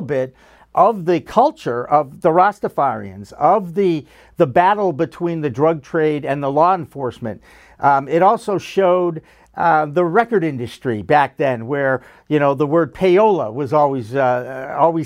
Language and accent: English; Newton, Massachusetts, United States; I grew up outside of Boston in Newton, Massachusetts, a very nice suburb of Boston.